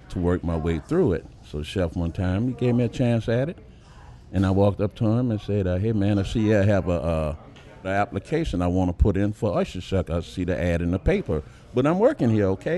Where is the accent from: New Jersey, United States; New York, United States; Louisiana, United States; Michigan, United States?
Louisiana, United States; New Orleans; I'm from Uptown. I live Uptown, New Orleans, practically all my born days